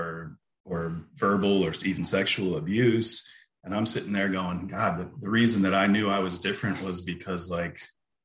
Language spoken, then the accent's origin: English; central Pennsylvania near Harrisburg, United States; I grew up in Pennsylvania, in central Pennsylvania near Harrisburg